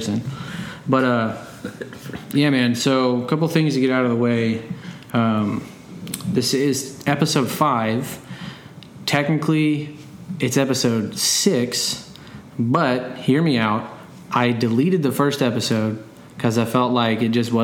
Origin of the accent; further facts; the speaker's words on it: Dallas, Texas, United States; also born or lived in Japan; I'm from Dallas, Texas.